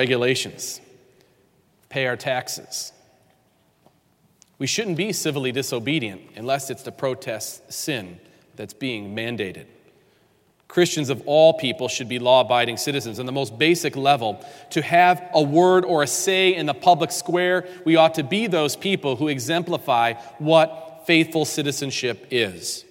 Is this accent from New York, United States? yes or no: yes; New York, United States; I grew up in New York State